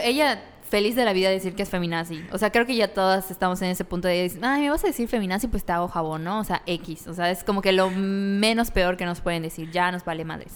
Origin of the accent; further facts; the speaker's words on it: Mérida, Yucatán, Mexico; En Mérida, aquí, porque somos de Mérida